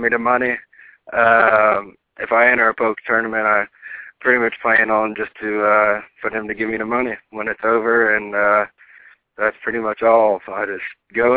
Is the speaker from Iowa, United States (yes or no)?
no; Huber Heights, Ohio, United States; moved away as an adult; also born or lived in Dayton, Ohio; now in Gulfport, United States; I'm originally from Dayton, Ohio. Born and raised proudly